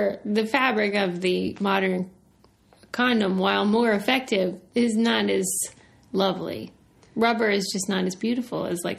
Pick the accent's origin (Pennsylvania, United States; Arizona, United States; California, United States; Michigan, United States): Pennsylvania, United States; Pittsburgh; because I'm from Pittsburgh and so there are Amish people around a lot.